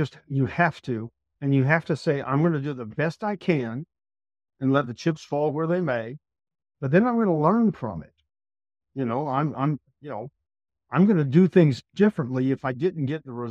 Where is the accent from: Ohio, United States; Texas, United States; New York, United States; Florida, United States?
Texas, United States; I'm from Texas